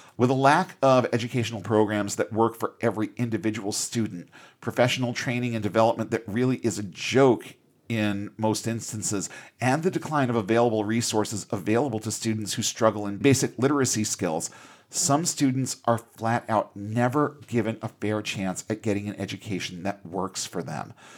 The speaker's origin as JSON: {"language": "English", "country": "United States", "said": "as an American employer"}